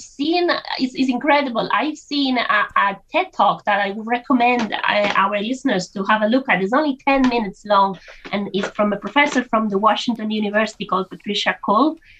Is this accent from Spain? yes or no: yes; Spain; moved away as an adult; now in Ireland; I'm from Spain originally, and when I moved to Ireland over 20 years ago